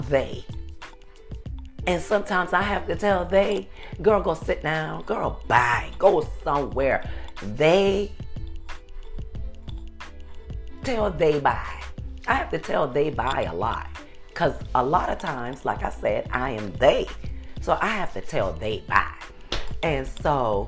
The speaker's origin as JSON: {"language": "English", "town": "Beaufort", "region": "South Carolina", "country": "United States", "tie": "born or raised there", "moved": "yes", "said": "I was born and raised in Beaufort, South Carolina"}